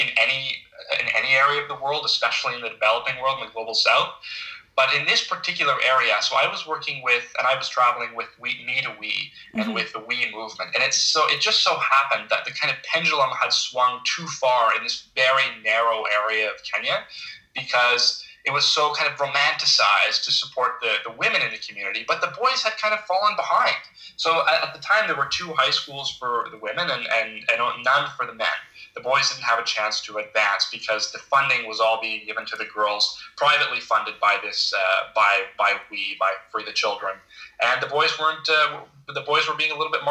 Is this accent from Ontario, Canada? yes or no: yes; Ottawa, Ontario, Canada; I grew up in Ottawa